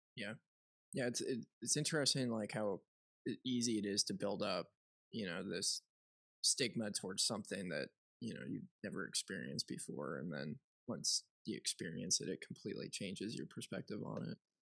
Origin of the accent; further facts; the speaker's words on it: just north of Chicago, Illinois, United States; I grew up in commie land, uh, oh. where there was no guns, and just north of Chicago.